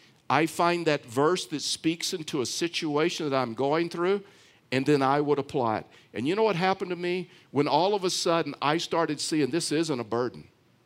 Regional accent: Houston, Texas, United States; the town that I was raised in Houston, Texas

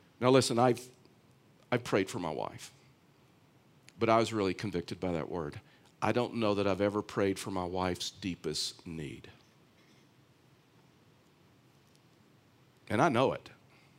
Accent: Houston, Texas, United States; the town that I was raised in Houston, Texas

